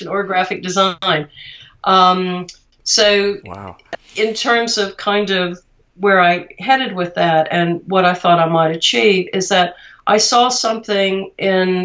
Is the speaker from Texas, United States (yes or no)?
yes; Austin, Texas, United States; growing up in Austin